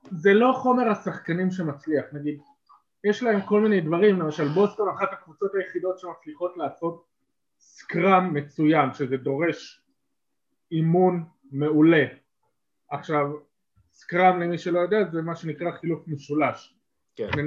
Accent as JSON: {"language": "Hebrew", "town": "Eilat", "region": "Southern District", "country": "Israel", "tie": "born or raised there", "said": "גדלתי באילת, השונית תלמידים."}